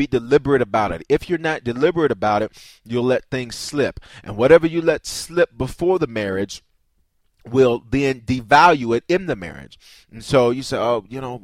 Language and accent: English; the South, United States; I grew up in the South